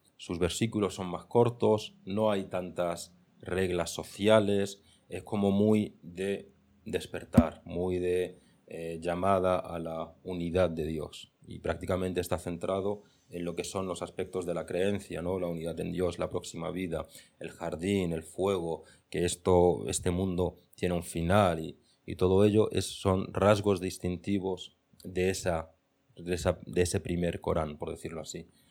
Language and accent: Spanish; Granada, Andalusia, Spain; moved away as an adult; luego vuelvo a mi Granada natal